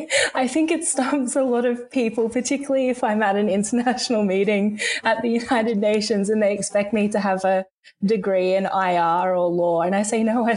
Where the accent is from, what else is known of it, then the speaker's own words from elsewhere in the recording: Rockhampton, Queensland, Australia; Growing up in a regional town, I was always really keen to leave and explore the world.